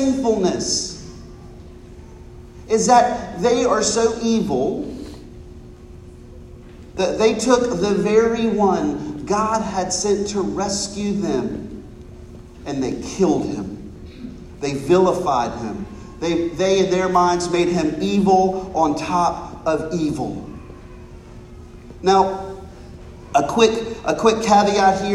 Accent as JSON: {"language": "English", "country": "United States", "said": "I'm an American"}